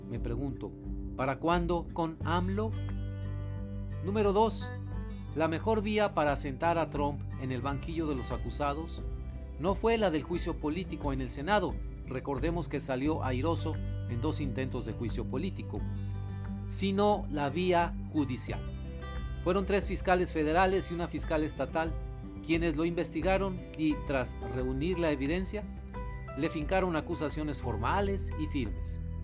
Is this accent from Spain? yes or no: no; Mexico; como mexicano